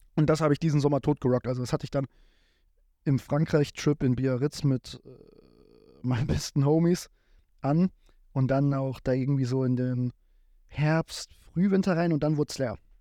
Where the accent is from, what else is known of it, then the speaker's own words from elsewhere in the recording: Giessen, Hesse, Germany; Ich komme hier aus dem Raum Gießen